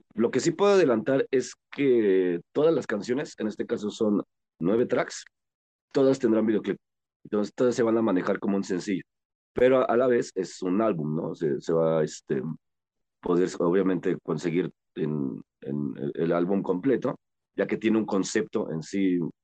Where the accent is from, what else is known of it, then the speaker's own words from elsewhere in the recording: Mexico; somos mexicanos